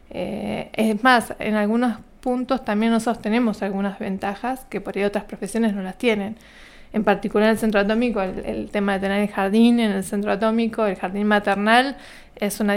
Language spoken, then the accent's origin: Spanish; General Roca, Río Negro, Argentina; born there; yo nací en General Roca, acá en la provincia de Río Negro. vengo de una familia que somos cinco hermanos